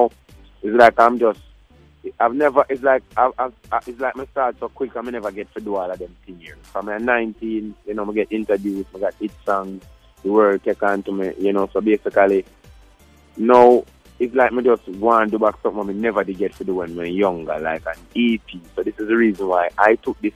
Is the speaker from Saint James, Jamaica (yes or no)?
no; Saint Mary, Jamaica; now in Kingston, Jamaica; I'm from St.